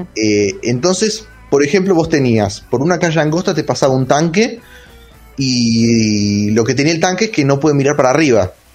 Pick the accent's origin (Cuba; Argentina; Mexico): Argentina; Villa Carlos Paz, Córdoba; Sí, yo soy de Carlos Paz igual.